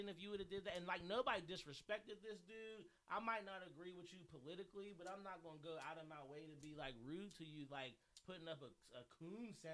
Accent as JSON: {"language": "English", "town": "Manchester", "country": "United States", "said": "I'm from Manchester. Like this place holds a very special place to me."}